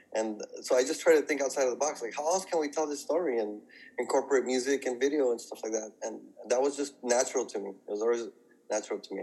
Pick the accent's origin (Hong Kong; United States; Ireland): United States; San Gabriel Valley, California; I'm from the San Gabriel Valley